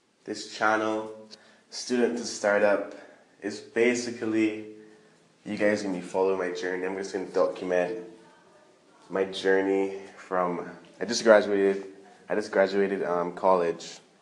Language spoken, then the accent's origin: English; Barbados; I'm from Barbados